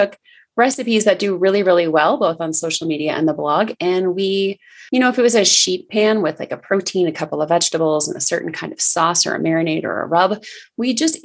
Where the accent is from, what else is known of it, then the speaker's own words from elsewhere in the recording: Minnesota, United States; moved away as an adult; also born or lived in Alaska; I'm from Minnesota as well